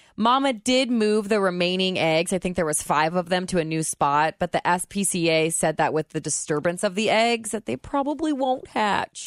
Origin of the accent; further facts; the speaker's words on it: Indiana, United States; now in Kentucky, United States; I was from Indiana